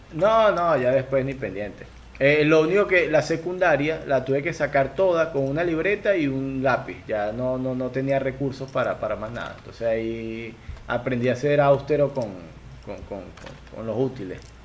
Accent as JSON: {"language": "Spanish", "country": "Venezuela", "said": "Venezuela lo llamamos chinchurria."}